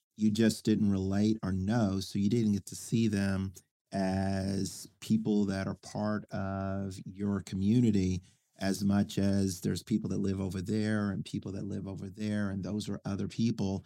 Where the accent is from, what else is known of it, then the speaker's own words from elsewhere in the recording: Oklahoma City, Oklahoma, United States; also born or lived in Spencer, Oklahoma; I grew up in Oklahoma City